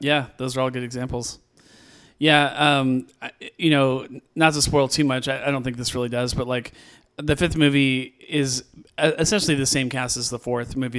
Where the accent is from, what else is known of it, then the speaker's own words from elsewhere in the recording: California, United States; moved away as an adult; now in Missouri, United States; I grew up in California